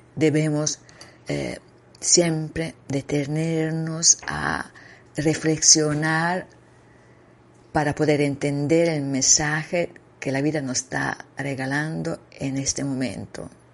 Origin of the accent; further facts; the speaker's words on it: Italy; Spanish is a second language; moved away; also born or lived in Costa Rica; Yo soy italiana